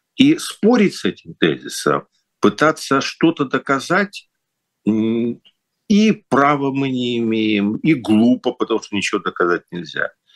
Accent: Kyiv, Ukraine; moved away; в Киев что для меня ну родной

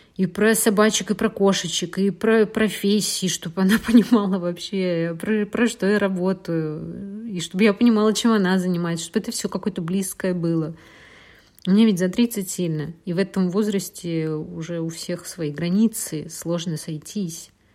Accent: Russia; moved away as an adult; а я из России

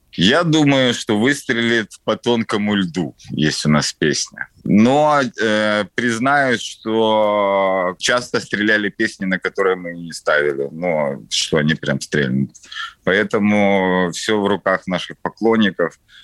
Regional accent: Kyiv, Ukraine; я коренной киевлянин

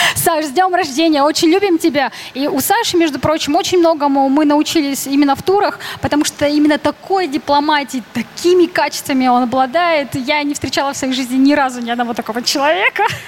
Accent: Urals, Russia; moved away; я сама с Урала

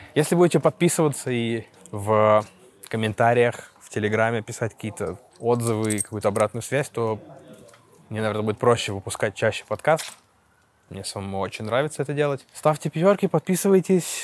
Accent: Russia; moved away as an adult; now in Istanbul, Turkey; я из России

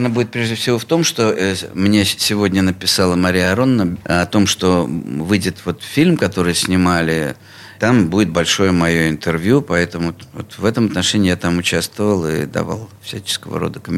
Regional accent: Pskov, Pskov Oblast, Russia; also born or lived in Bishkek, Kyrgyzstan; Нет, я не родился не в Пскове, я родился вообще в теперешнем городе Бишкек

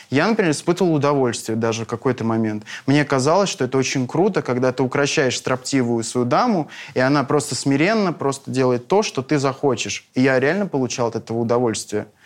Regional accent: North Caucasus, Russia; я человек эмоциональный, я с Кавказа, и вот это все, это абсолютно естественно для меня.

